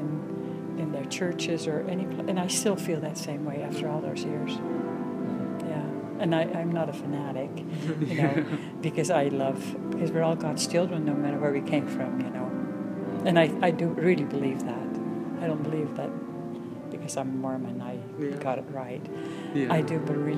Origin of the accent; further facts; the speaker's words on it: Netherlands; English is a second language; moved away as an adult; now in Salt Lake City, United States; I am originally from the Netherlands and came over to the United States